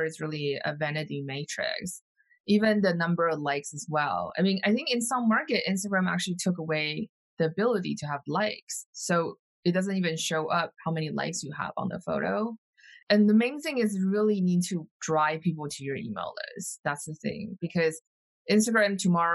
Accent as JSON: {"language": "English", "region": "California", "country": "United States", "said": "I'm a Californian as well."}